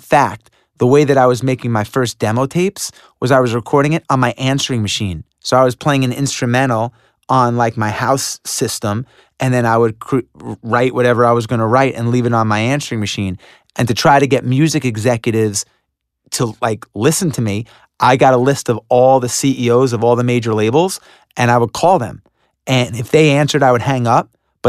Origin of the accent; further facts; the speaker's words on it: Long Island, New York, United States; Well, I grew up in Long Island.